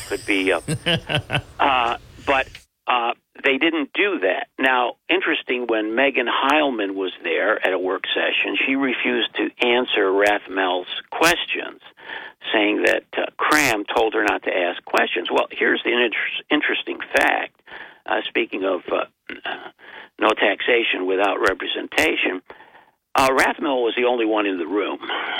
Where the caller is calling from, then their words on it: Binghamton, New York, United States; Well, it's … from Binghamton.